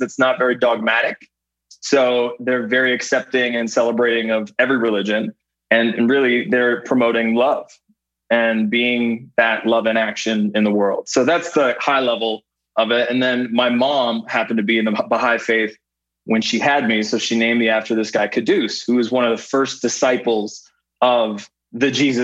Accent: Canada; moved away as an adult; I grew up in Canada where we had our own version of MTV called Much Music

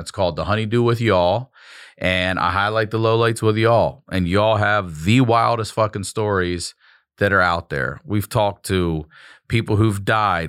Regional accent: Maryland, United States; Maryland's where I'm from

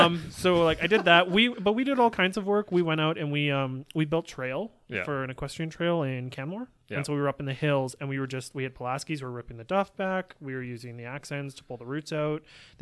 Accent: England, United Kingdom; I'm English, you don't know.

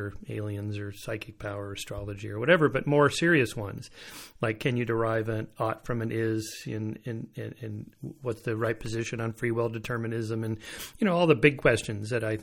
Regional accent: Southern California, United States; I'm from Southern California here, born and raised

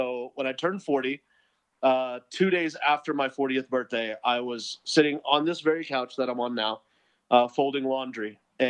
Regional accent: India; As an Indian, you would think I would know what Tiger Bomb was, but I didn't.

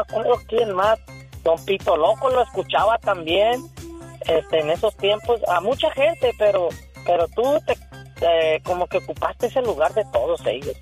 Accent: Cuauhtémoc, Colima, Mexico; now in Riverside, United States; Yo soy de Cuauhtémoc, Colima.

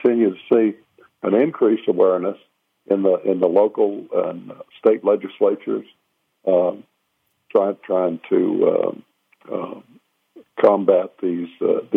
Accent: the South, United States; I'm from the South, and I'm real proud of my heritage.

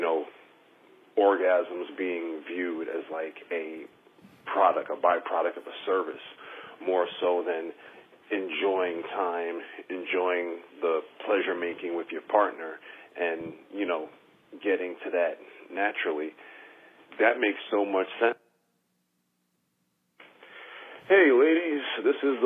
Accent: New York, United States; moved away as an adult; now in Philadelphia, United States; I was born and raised in New York, relocated to Philly 6 years ago to raise my child

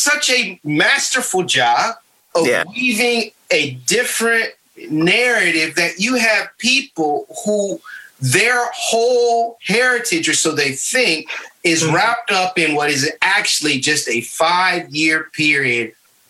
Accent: Michigan, United States; now in North Carolina, United States; when I came down here from Michigan to North Carolina and people were like, you like grits? I didn't know Northerners like grits.

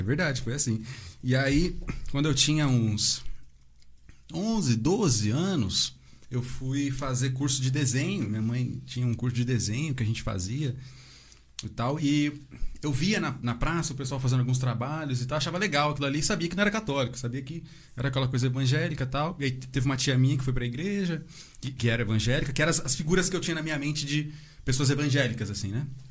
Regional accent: Santa Isabel, São Paulo, Brazil; now in Arujá, Brazil; E eu nasci aqui, sempre vivi aqui, né? Hoje estou morando em Arujá, mas sempre fui de Santa Isabel

